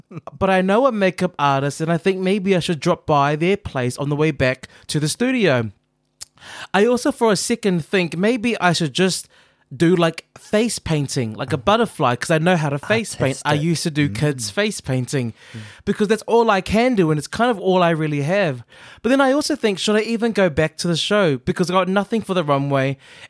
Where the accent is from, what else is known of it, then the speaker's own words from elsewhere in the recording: Chicago, Illinois, United States; I am from Chicago.